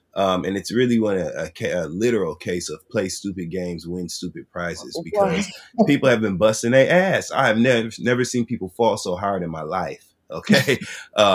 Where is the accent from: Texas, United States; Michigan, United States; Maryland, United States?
Michigan, United States; Flint; moved away; I went back to Flint, Michigan, to my hometown